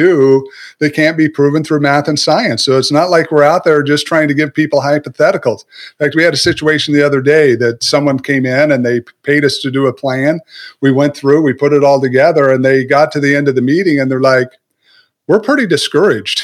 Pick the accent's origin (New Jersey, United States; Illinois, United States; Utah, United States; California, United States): Utah, United States; Southern; I was raised in Southern Utah